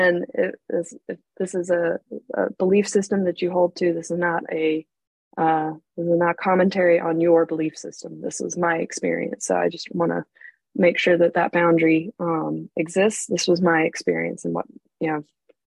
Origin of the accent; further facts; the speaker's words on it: North Carolina, United States; also born or lived in Arizona / England; I was born in Arizona out west. I actually lived in England for a little while when I was a baby, but eventually landed with my family in North Carolina, which is on the East Coast, about 6 hours south of D.C. We moved here in the early 80s. So when I was a very small child, I don't really remember living anywhere else